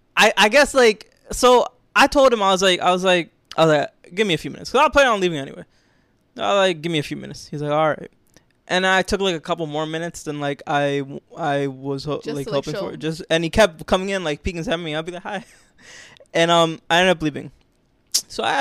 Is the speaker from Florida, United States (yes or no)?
yes; Florida, United States; moved away; I'm from Florida